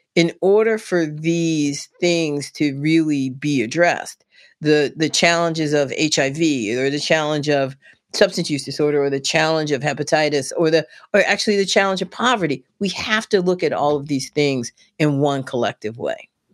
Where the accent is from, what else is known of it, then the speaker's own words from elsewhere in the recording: Washington, District of Columbia, United States; moved away as an adult; now in West Virginia, United States; born and raised in Southeast D C.